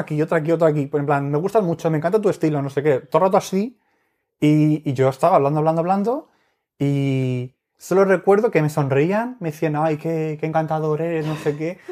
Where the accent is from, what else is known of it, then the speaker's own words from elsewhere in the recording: Spain; somos de España